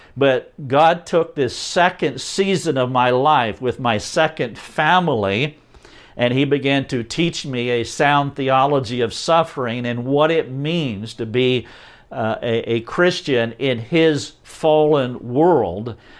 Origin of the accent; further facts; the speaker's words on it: North Carolina, United States; I am from North Carolina, a little town outside of Charlotte, North Carolina